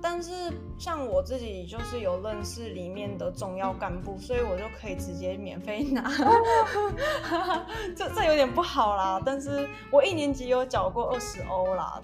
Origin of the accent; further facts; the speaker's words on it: Taiwan; also born or lived in France; 我们在台湾